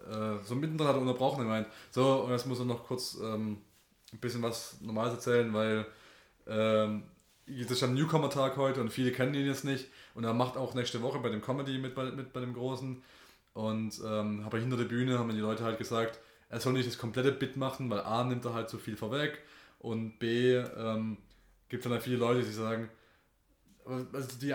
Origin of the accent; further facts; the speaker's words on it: Germany; weil wir gedacht haben, ah, wir sind Deutsche, wir müssen halt irres reingehen